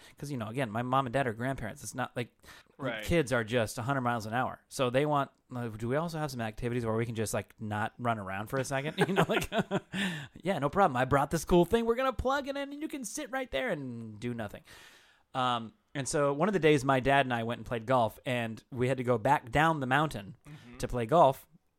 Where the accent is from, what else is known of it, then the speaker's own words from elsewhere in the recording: Washington, United States; We used to live, I grew up in Eastern Washington. And if you don't know, up in the Pacific Northwest, the Seattle area where I really grew up is luscious green rain